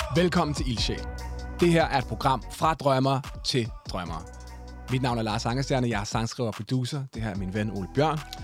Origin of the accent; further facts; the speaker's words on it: Denmark; jeg er vokset op ude i Hyundai